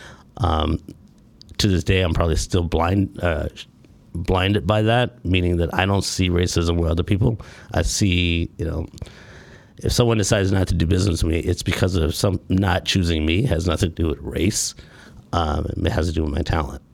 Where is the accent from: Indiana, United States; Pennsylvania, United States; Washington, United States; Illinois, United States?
Illinois, United States; Chicago; I was born here in Chicago, raised on the west side of Chicago